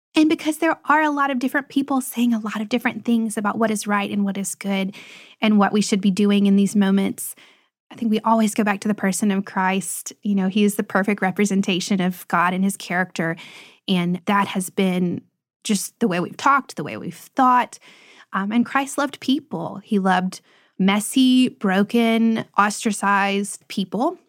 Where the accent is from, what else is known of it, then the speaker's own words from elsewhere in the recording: Lebanon, Tennessee, United States; where we live now, Lebanon, is actually my hometown. And it's my parents' hometown.